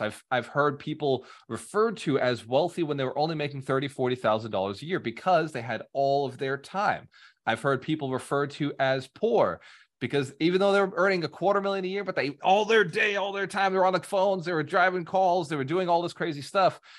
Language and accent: English; New England, United States; now in Florida, United States; I grew up in New England